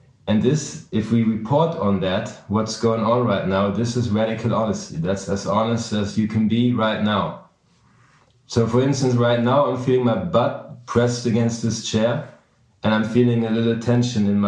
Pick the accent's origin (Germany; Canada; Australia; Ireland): Germany; moved away as an adult; also born or lived in New York City; I'm from Germany, but I made it to New York City at a young age